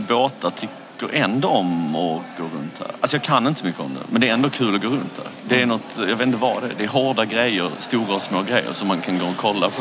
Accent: Falsterbo, Skåne, Sweden; jag är ju från eh, Skandinavien Falsterbo

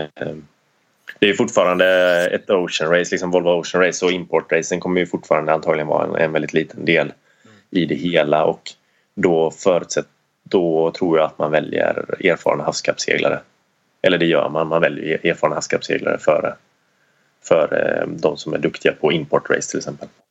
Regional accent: Sweden; som svensk

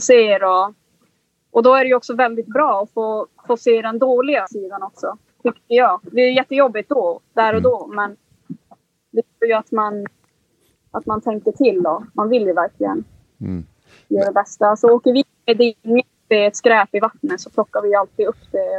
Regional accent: Kiruna, Norrbotten County, Sweden; moved away; vi kommer ju liksom från, från Norrland vars vi är lite mer van vid att man, liksom, man jagar och man fiskar

